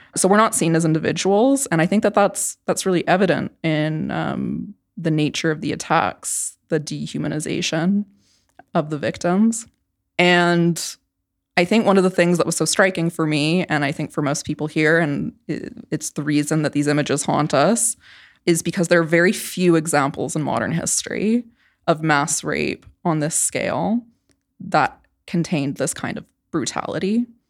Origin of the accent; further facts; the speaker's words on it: Canada; moved away; I grew up in Canada, which is very different from the United States